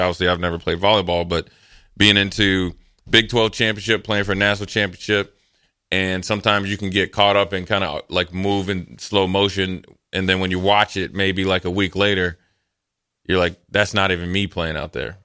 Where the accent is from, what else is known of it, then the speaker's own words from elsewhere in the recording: Eden Prairie, Minnesota, United States; I grew up in Minnesota, Eden Parry had a pretty good volleyball program.